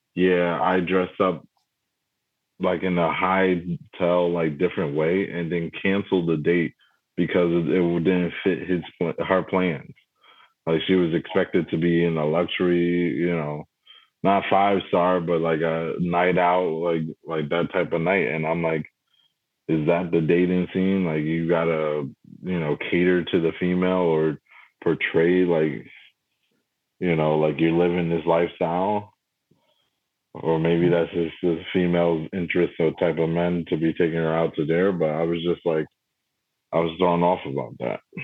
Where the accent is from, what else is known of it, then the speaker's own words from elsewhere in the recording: New York, United States; I'm from New York